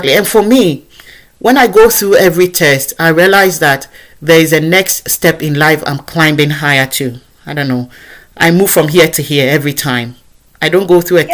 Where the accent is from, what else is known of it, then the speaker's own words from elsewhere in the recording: Ghana; accent: African; moved away as an adult; now in United Kingdom; I sound just as I sound as a Ghanaian from where I come from.